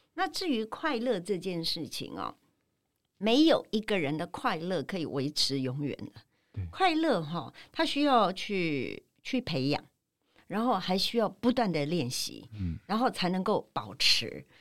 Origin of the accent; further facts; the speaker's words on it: Taipei, Taiwan; moved away as an adult; now in Tainan, Taiwan; 我是在台北土生土长嗯，成长六十七年，哈台南，六十一七年年我才离开了一个很熟悉的环境，然后搬到一个台南